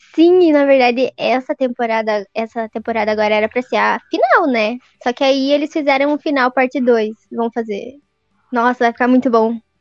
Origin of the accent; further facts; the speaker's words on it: south of Paraná, Brazil; como eu sou do sul do Paraná, talvez você estranhe o meu sotaque, porque é mais puxado